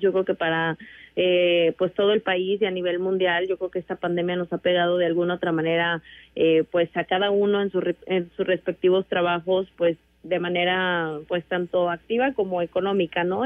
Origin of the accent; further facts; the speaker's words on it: San Luis Potosí, Mexico; en San Luis Potosí de donde yo soy originaria